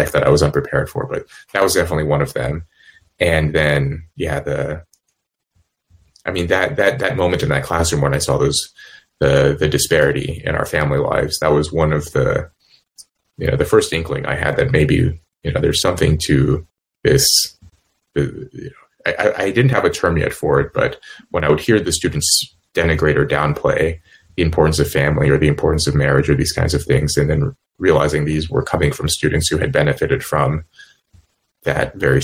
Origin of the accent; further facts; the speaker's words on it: California, United States; moved away as an adult; also born or lived in Los Angeles / Cambridge / Yale; where I grew up in California